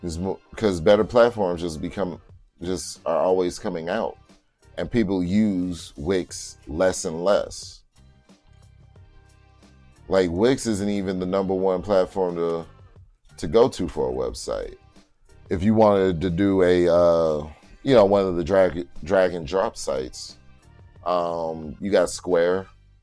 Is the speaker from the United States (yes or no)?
yes; New Orleans, Louisiana, United States; But sorry, I'm talking like I'm from New Orleans. I am.